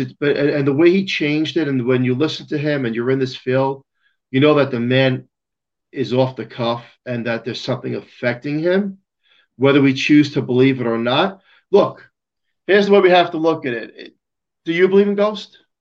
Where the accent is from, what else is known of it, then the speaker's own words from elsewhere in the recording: New York City, New York, United States; I'm from Staten Island, New York